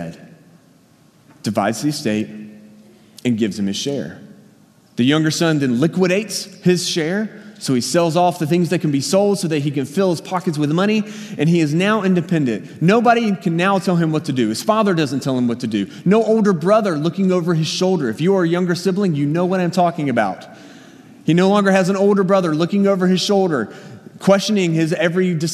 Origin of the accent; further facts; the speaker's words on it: Danville, Virginia, United States; moved away; I grew up in Danville, Virginia. It's southern Virginia, right on the North Carolina line